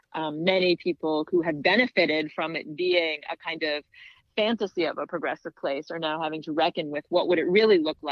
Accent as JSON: {"language": "English", "town": "Washington", "region": "District of Columbia", "country": "United States", "tie": "born or raised there", "said": "I grew up in Washington, D.C., and there was Arena Stage"}